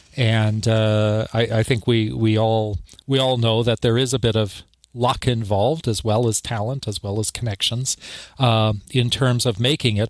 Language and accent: English; Canada; moved away as an adult; also born or lived in Tasmania, Australia; now in Bloomington, United States; my home country of Canada